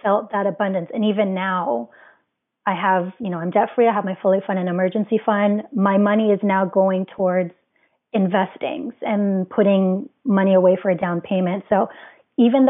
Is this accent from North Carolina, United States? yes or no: no; Hawaii, United States; being born and raised in Hawaii